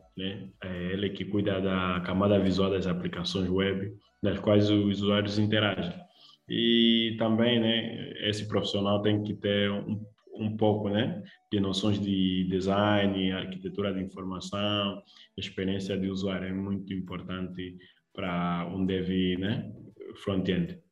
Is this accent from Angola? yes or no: yes; Luanda, Luanda Province, Angola; sou de Luanda, é, Angola